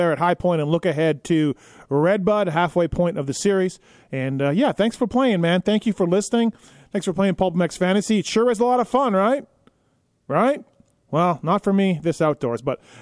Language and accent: English; Canada; I grew up in Canada.